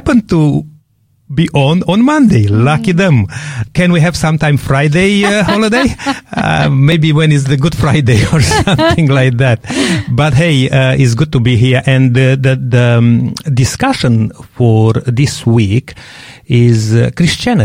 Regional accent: Romania; English is a second language; moved away; I'm coming from Romania and have a lots of background in this. And most of my family, they are Orthodox

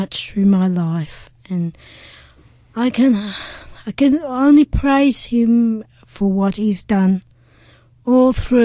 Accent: Brisbane, Queensland, Australia; I was born in Brisbane, Queensland, in the Royal Brisbane Hospital in 1960.

